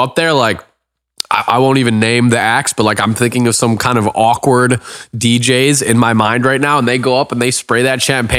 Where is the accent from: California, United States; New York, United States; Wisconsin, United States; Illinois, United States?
Illinois, United States; Evanston; now in Los Angeles, United States; Chicago. So Chicago. Evanston, Illinois, to be exact. It's so the first suburb north of Chicago.